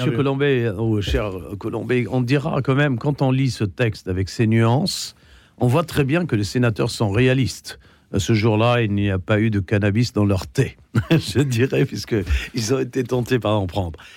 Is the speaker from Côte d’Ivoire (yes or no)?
no; Lebanon; Je suis fils de cet empire français, le Liban